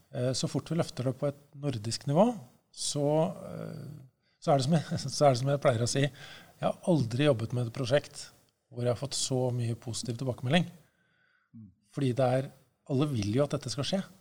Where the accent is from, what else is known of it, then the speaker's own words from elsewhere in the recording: Norway; jeg er norsk